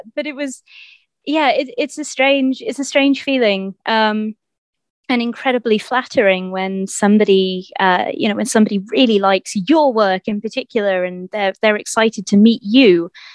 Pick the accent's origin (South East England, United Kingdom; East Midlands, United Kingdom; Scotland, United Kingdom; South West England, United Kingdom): South East England, United Kingdom; Winchester; in Winchester, my hometown